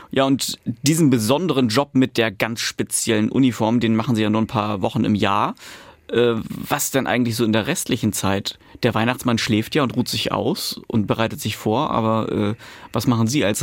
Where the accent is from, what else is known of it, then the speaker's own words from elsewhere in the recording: Mecklenburg-Vorpommern, Germany; Ich komme aus Mecklenburg-Vorpommern, war damals 10, habe also quasi ja, nicht viel mitbekommen.